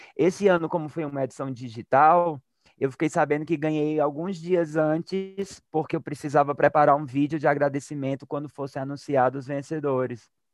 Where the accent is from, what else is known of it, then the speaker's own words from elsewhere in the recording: Crato, Ceará, Brazil; moved away; eu sou do Crato, que é sertão do Ceará, é uma cidade bem pequenininha lá no agreste cearense. E lá nos anos 80 e 90, quando eu era criança